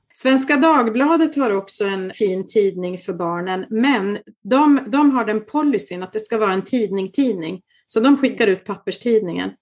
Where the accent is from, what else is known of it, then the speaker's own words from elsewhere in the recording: Kalix, Norrbotten County, Sweden; moved away as an adult; also born or lived in Umeå / Genoa; now in Milan, Italy; Jag kommer ursprungligen från Kalix